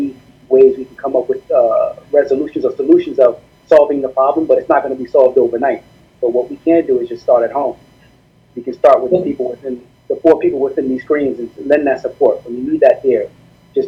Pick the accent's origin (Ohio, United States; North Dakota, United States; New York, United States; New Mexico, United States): New York, United States; New York City; I'm Haitian American, 32 years old, raised up in East New York, Brooklyn.